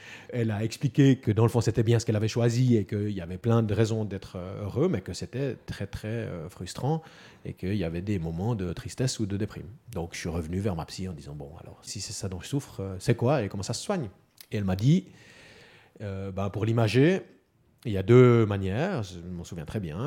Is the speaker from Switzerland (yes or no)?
yes; Neuchâtel, Switzerland; also born or lived in Fribourg canton; J'ai grandi et vécu dans le canton de Neuchâtel, dans des petits villages au bord du lac.